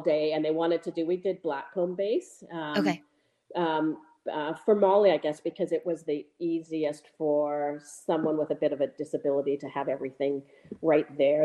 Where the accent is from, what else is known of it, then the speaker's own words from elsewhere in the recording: Calgary, Alberta, Canada; now in Whistler, Canada; I grew up in Calgary